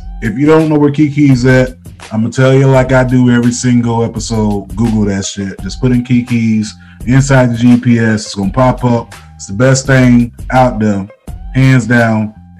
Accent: Boynton Beach, Florida, United States; now in Cleveland, United States; I'm from Florida, born and raised, you know, from Boynton Beach, in between Palm Beach County and, you know, Broward and Miami-Dade. So we're like right along that.

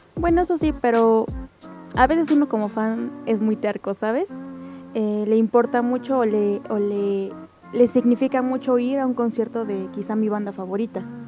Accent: Mexico; nosotros como mexicanos

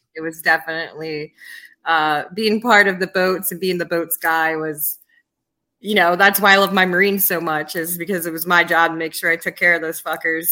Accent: Yonkers, New York, United States; also born or lived in Charlotte area, North Carolina / Washington, District of Columbia, United States; now in Poconos, United States; Yonkers, New York, for half of my life and uh, and the South for the other

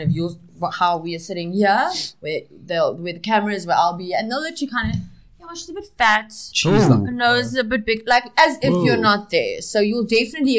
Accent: Port Elizabeth, Eastern Cape, South Africa; moved away as an adult; now in Johannesburg, South Africa; I'm originally from Port Elizabeth. I moved to Johannesburg in about 1998

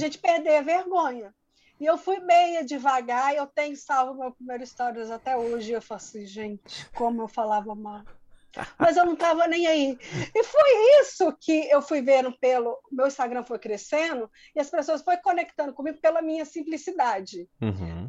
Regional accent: interior of Minas Gerais, Brazil; eu sou de, do interior, bem do interior mesmo de Minas, que é uma cidade muito, muito pequena

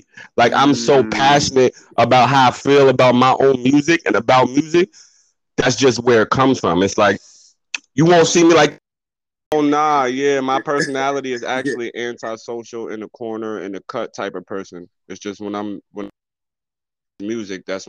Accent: Poughkeepsie, New York, United States; Poughkeepsie, PK, born and raised

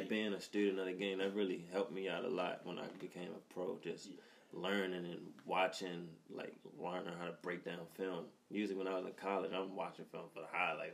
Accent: Baltimore, Maryland, United States; I'm from over west. Grew up in Presbury Street, right by um, right by Coppin

